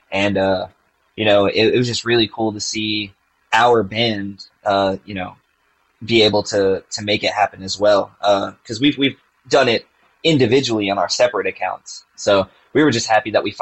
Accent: Virginia, United States; Yep, and I'm, I'm from Virginia.

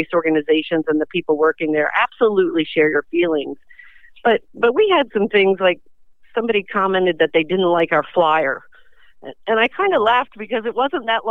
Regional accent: Delaware, United States; I'm from Delaware. My husband's from Delaware

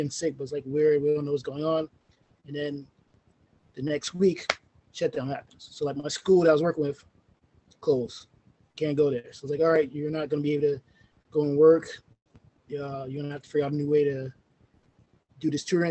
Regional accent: New York City, New York, United States; also born or lived in Rosedale, Queens, New York; I'm originally from Farrakway, New York

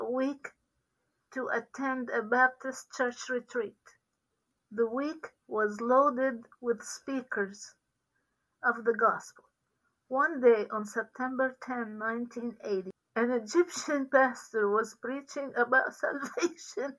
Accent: Sidon, South Governorate, Lebanon; moved away as an adult; now in Virginia Beach, United States; I was born in Sidon, Lebanon, in a Christian home, the youngest of six children

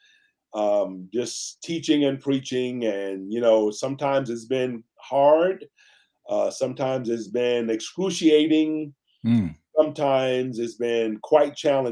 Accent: Tarpon Springs, Florida, United States; moved away as an adult; also born or lived in South Carolina; now in Pasadena, United States; I'm a man from the Deep South. I was born and raised in Tampa Bay, Florida, in the city of Tarpon Springs

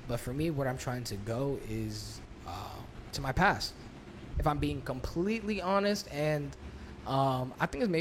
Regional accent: Newark, New Jersey, United States; also born or lived in Rahway; I was born and raised in Newark. I moved out of Newark when I was 6, 7 to Rahway, but I continued to finish K-8 to Newark

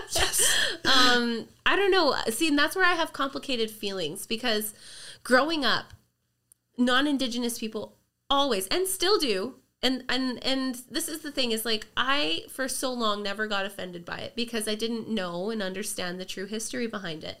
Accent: Merritt, British Columbia, Canada; I grew up in Merritt

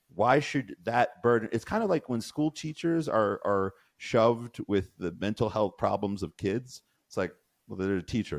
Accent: Colorado, United States; I grew up in Colorado

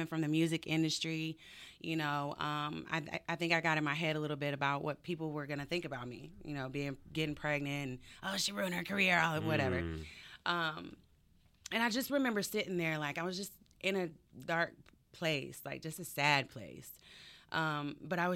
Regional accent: Henry County, metro Atlanta, Georgia, United States; I grew up in Henry County

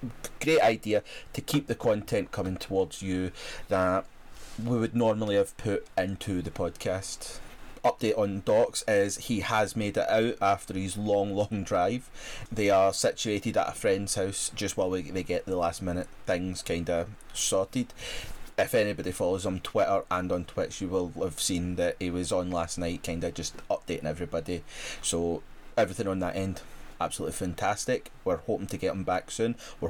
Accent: Scotland, United Kingdom; as a Scot

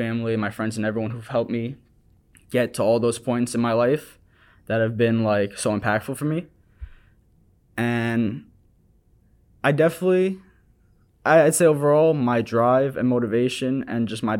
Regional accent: Long Island, New York, United States; now in New York City, United States; Growing up in my hometown in Long Island

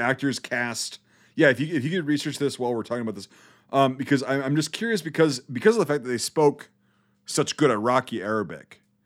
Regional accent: United States; also born or lived in Iraq; I'm American

